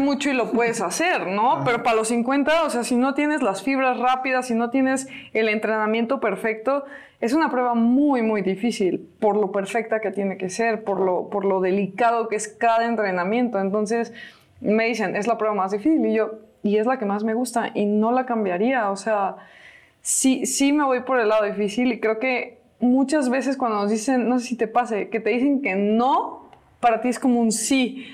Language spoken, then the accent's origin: Spanish; Celaya, Guanajuato, Mexico; moved away; cada que vengo a mi ciudad. Me siento bien cobijada, me siento feliz aquí en mi tierra